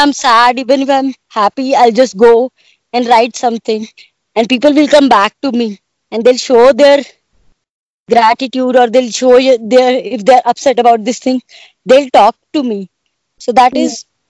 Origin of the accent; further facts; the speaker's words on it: Bathinda, Punjab, India; moved away; I was born and brought up in Punjab, Bathinda, in a small place